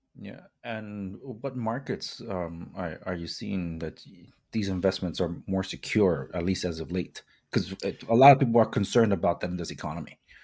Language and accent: English; Compton, California, United States; I was born and raised in Compton, Watts